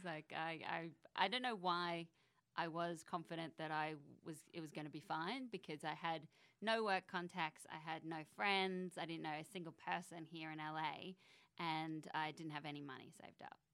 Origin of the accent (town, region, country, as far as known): Canberra, Australian Capital Territory, Australia; born or raised there; moved away as an adult; also born or lived in Sydney, Australia; now in United States